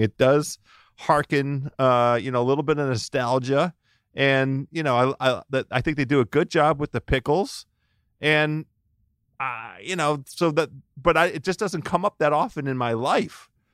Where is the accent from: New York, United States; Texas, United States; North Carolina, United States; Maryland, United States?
Maryland, United States; also born or lived in Washington, D.C.; I'm from Maryland. I was born in Maryland